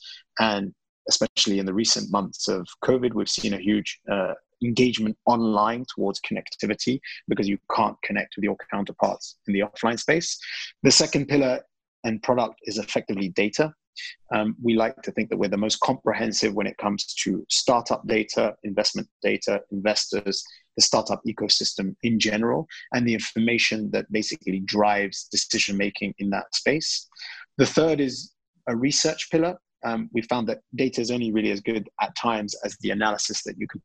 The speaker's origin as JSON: {"language": "English", "country": "United Kingdom", "tie": "born or raised there", "also_born_or_lived": "Iraq", "moved": "as an adult", "said": "I'm originally British Iraqi. Both my parents are Iraqi, and I was brought up in the UK, studied there and spent most of my life there"}